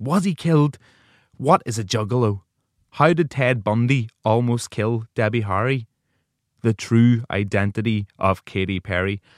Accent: Ireland; I'm an Irish broadcaster

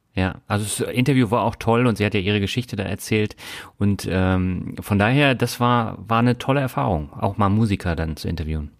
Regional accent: Germany; Als Deutscher

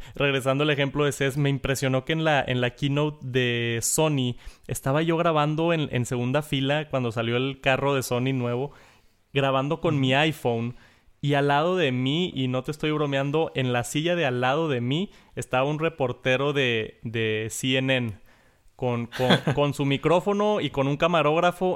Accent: Mexico; soy de México

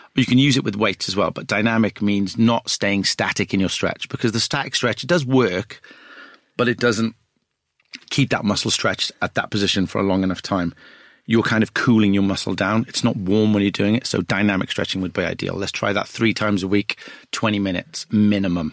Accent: Wales, United Kingdom; I'm a Welsh guy.

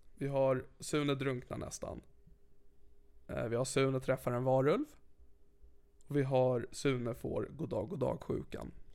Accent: Sigtuna, Stockholm County, Sweden; Jag växte upp i Sigtuna

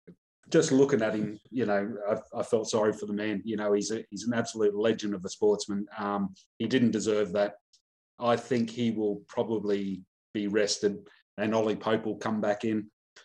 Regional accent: New South Wales, Australia; I'm from New South Wales

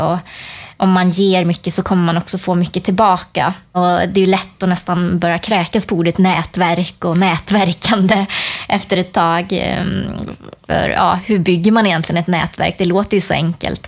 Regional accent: Sweden; som svensk

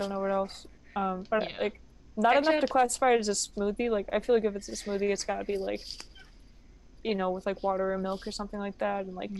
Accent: United States; I'm too American for that.

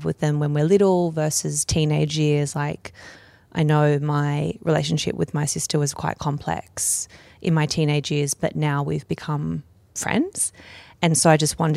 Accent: Camden, New South Wales, Australia; I'm from Camden

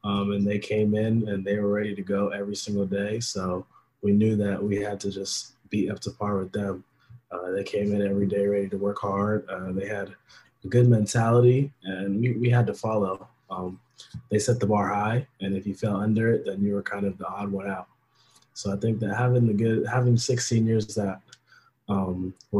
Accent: Portland, Oregon, United States; moved away as an adult; now in Princeton, United States; I was born in Portland, Oregon, and now I'm in Princeton, New Jersey, going to school

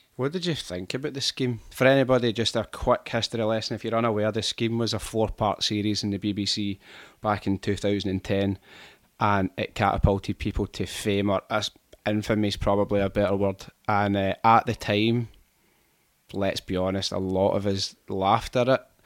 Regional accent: Glasgow, Scotland, United Kingdom; I'm from Rob Royston, so it's like a fifteen minute drive away

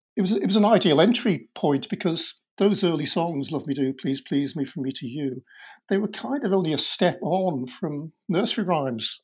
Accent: Liverpool, North West England, United Kingdom; growing up in Liverpool in uh, the sixties

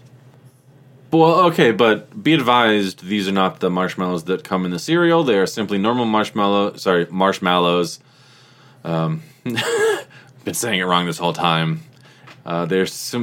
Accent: United States; I'm of Irish descent, but I was born and raised in America

